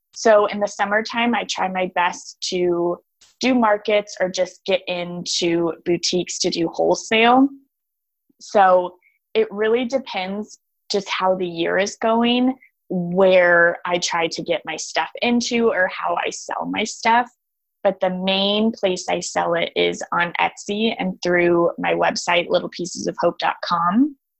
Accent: Austin, Texas, United States; I grew up in Austin, Texas, on this beautiful acreage

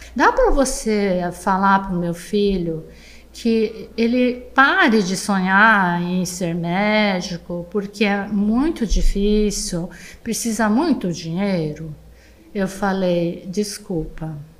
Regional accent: Brazil; uma brasileira de olho puxado

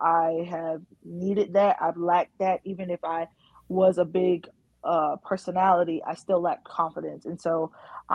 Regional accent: North Carolina, United States; I'm born and raised in North Carolina.

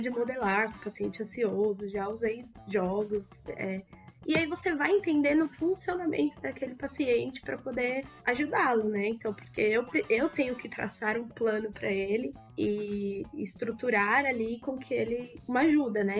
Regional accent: São Paulo, Brazil; also born or lived in Mogi das Cruzes; eu sou da Zona Norte de São Paulo, mas na verdade estudei em Mogi das Cruzes e voltei pra Zona Norte

